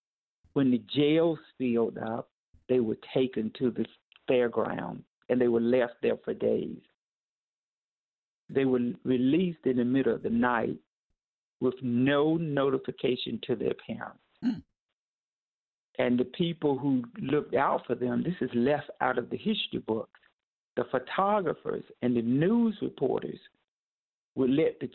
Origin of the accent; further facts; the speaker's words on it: North Carolina, United States; my hometown in North Carolina.